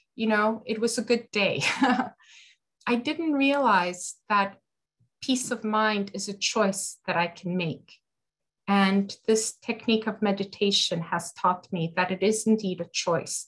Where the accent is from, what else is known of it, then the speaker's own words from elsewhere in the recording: Canada; I'm from Canada